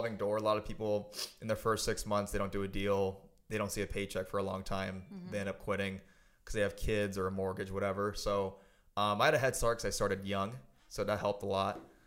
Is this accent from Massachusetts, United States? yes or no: no; San Francisco Bay Area, California, United States; moved away as an adult; now in San Diego, United States; I grew up in the San Francisco Bay Area. Lived there till I was about 18. And then I moved here for college. I went to San Diego State